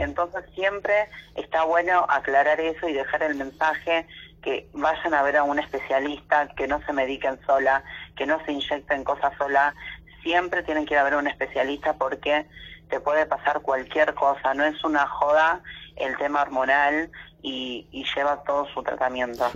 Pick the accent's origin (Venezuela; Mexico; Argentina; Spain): Argentina; Virrey del Pino, Buenos Aires Province; yo soy acá de zona oeste, de La Matanza, soy de, ruta 3, kilómetro 36. Este es Virrey del Pino